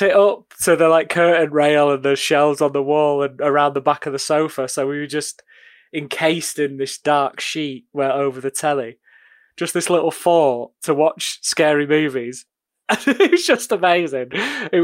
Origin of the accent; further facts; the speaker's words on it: United Kingdom; as a British